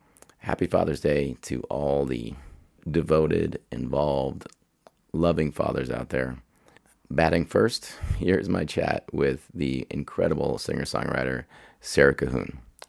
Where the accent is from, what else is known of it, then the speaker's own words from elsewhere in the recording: Pittsburgh, Pennsylvania, United States; Growing up in Pittsburgh, I learned about classic rock from the time I could walk.